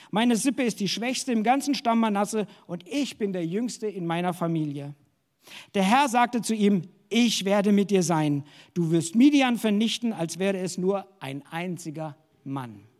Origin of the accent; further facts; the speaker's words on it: Hesse, Germany; now in Dresden, Germany; Wie gesagt, ich komme aus Hessen und ich habe damals als junger Mensch gespürt, dass Gott mich nach Dresden ruft.